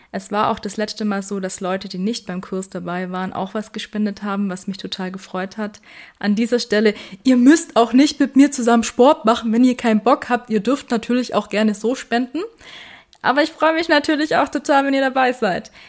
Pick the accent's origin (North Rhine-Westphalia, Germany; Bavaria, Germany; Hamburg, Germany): Bavaria, Germany; Weißenhorn; Ich komme aus Weißenhorn, darum wird es ans Weißenhorner Tierheim gehen.